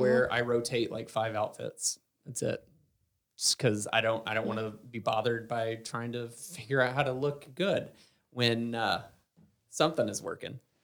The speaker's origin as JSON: {"language": "English", "region": "Southern United States", "country": "United States", "accent": "heavy Southern", "said": "being a Southerner"}